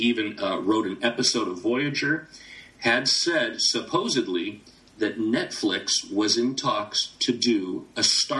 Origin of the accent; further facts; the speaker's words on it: United States; as an American